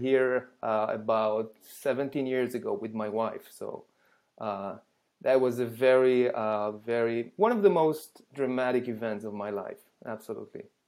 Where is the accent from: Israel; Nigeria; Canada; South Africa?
Israel; English is a second language; moved away as an adult; now in United States; I was born and raised in Israel